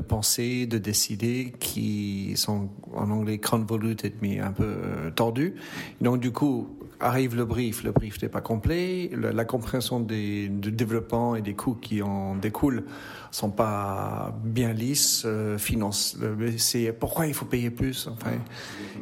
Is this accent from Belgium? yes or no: yes; Brussels, Brussels-Capital Region, Belgium; C'est ma naissance en Belgique et euh, en fait je suis né à Bruxelles